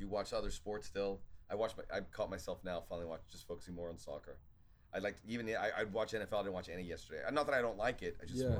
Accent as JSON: {"language": "English", "country": "Australia", "tie": "born or raised there", "also_born_or_lived": "Ohio, United States", "said": "I was born left at 5. That's when we moved to Australia."}